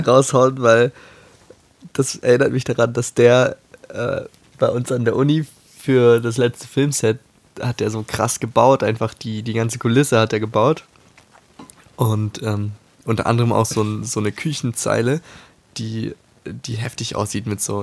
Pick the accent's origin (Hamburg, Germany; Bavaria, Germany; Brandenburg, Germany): Hamburg, Germany; als Hamburger Junge